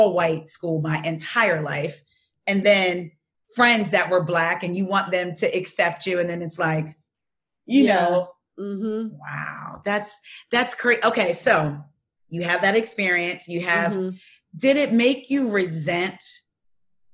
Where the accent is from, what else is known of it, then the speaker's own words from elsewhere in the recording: New Jersey, United States; moved away as an adult; now in Baltimore County, United States; I'm from Jersey, South Jersey